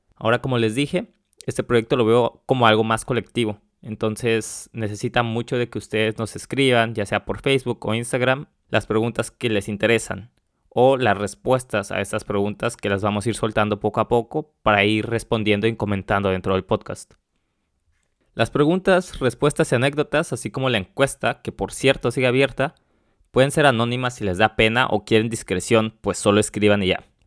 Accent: Mexico; moved away as an adult; now in Warsaw, Poland; yo soy de México, vivo en Varsovia

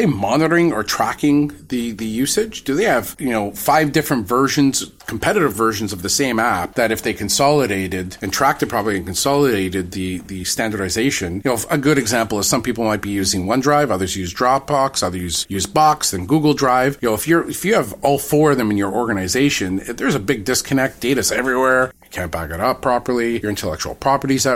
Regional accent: Canada; we sing O Canada every morning in school.

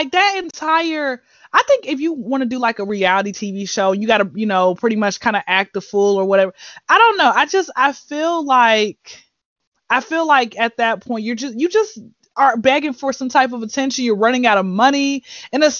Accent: Atlanta, Georgia, United States; I grew up like on the outskirts of Atlanta

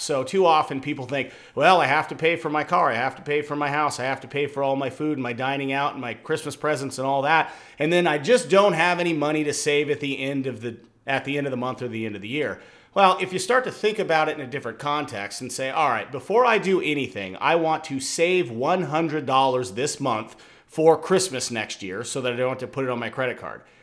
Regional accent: Washington, United States; now in Arizona, United States; growing up in Washington

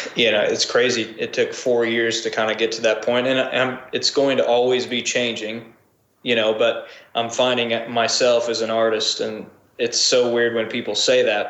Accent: Springfield, Missouri, United States; moved away as an adult; also born or lived in Rogersville, Missouri; now in Nashville, United States; my hometown, Springfield

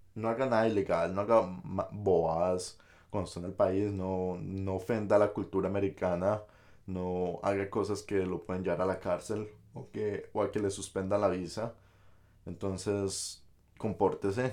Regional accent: Colombia; moved away as an adult; now in United States; uno pues de Colombia pues viene y trae muchos accesorios

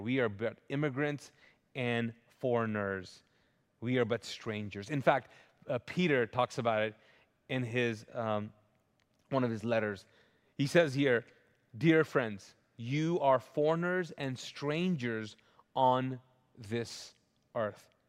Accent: Kuwait; also born or lived in Pakistan; now in United States; I grew up, I was born and raised in Kuwait, but they don't give out citizenships

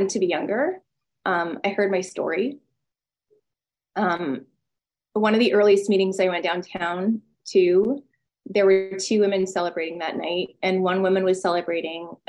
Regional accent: Vancouver, British Columbia, Canada; moved away; I'm from Vancouver originally

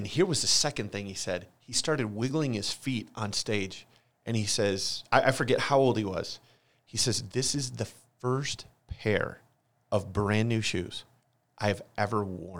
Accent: Holland, Michigan, United States; Church I grew up at in Holland, Michigan, Central Wesleyan. The family I grew up in, a great Christian home.

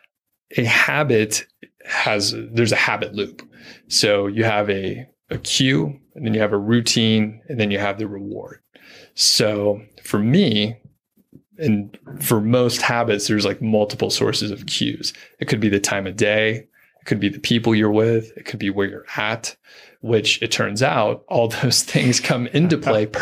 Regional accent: Atlanta, Georgia, United States; I'm from Atlanta

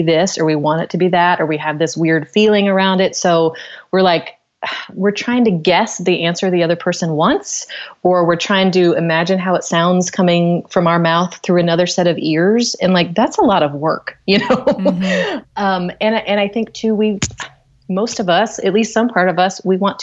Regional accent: Knoxville, Tennessee, United States; I grew up in Knoxville, Tennessee

